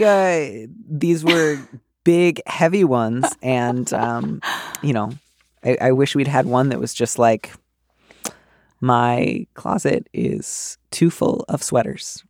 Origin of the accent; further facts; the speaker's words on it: Midwest, United States; now in East Bay, United States; I grew up in the Midwest